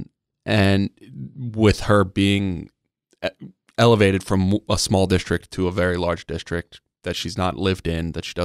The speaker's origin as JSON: {"language": "English", "region": "Maryland", "country": "United States", "tie": "born or raised there", "moved": "yes", "lives_now": "San Diego, United States", "said": "In Maryland, where my hometown"}